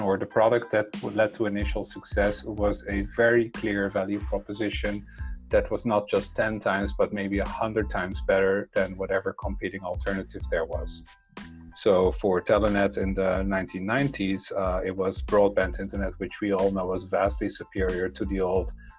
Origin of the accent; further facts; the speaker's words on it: Netherlands; English is a second language; moved away as an adult; also born or lived in Brussels; I have a funny accent, and that's because I come from the Netherlands. That's where I was born. And, in the 70s and 80s, I grew up there.